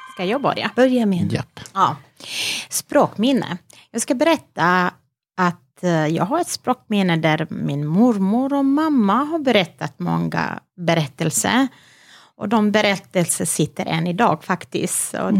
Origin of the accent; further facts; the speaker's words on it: Vranje, Pčinja District, Serbia; Swedish is a second language; moved away as an adult; now in Halmstad, Sweden; jag föddes i Vranje, i en mm. stad i Serbien, mm -hmm. och jag är uppväxt där